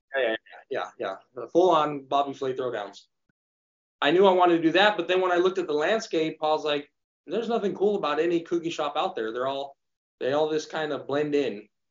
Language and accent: English; Redlands, California, United States; my hometown of Redlands